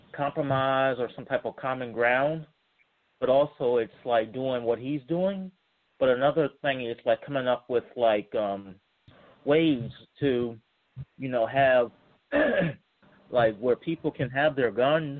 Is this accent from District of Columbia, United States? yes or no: yes; Washington, District of Columbia, United States; now in Charlottesville, United States; Charlottesville, Virginia, but I'm originally from Washington, D.C.